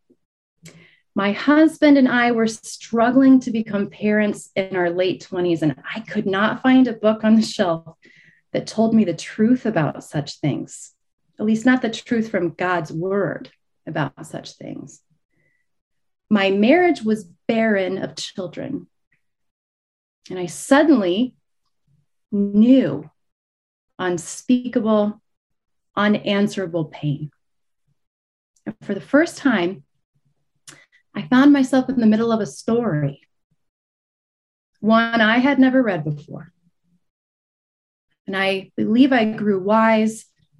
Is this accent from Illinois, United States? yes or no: yes; Illinois, United States; moved away as an adult; also born or lived in Dallas, Texas; I'm born and raised in Illinois.